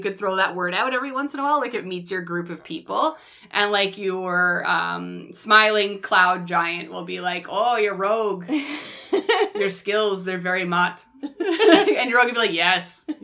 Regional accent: Canada; accent: Canadian; I know I have a Canadian accent

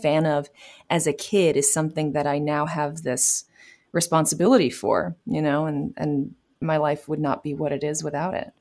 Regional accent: New York City, New York, United States; I am from, uh, New York City, born and raised

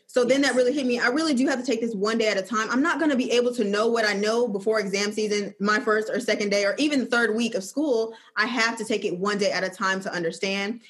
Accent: Flint, Michigan, United States; also born or lived in Georgia; now in Birmingham, United States; I'm originally from Flint, Michigan, and I'm currently living in Birmingham, Alabama

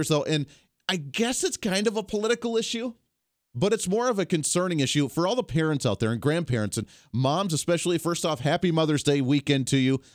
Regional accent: Colorado, United States; moved away as an adult; now in Kansas, United States; our town that we grew up in Colorado

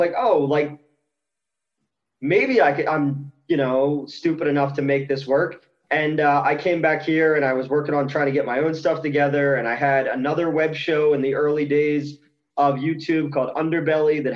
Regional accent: New Jersey, United States; I'm from South Jersey

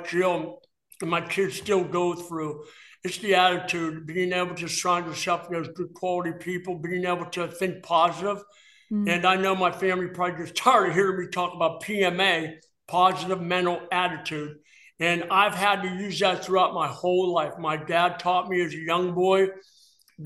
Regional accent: East Brady, Pennsylvania, United States; moved away; where I grew up in East Brady

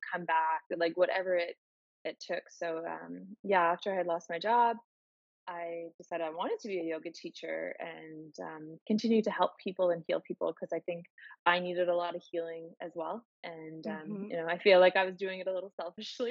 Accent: Miramichi, New Brunswick, Canada; moved away as an adult; also born or lived in Halifax, Canada / Calgary, Canada; Born and raised in Miramichi

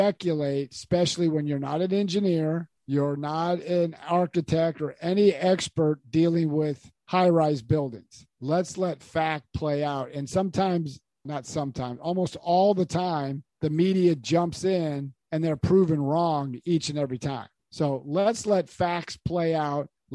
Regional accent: United States; I was born in America

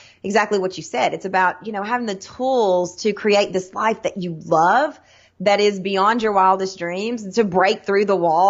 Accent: Sweetwater, Tennessee, United States; accent: Southern; I was born and raised in Sweetwater, Tennessee, which is a little bitty town between Knoxville and Chattanooga, hence the accent.

